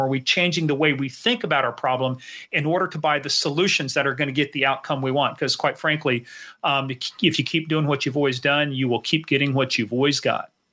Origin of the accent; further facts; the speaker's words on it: Kansas, United States; now in Virginia, United States; I'm originally from Kansas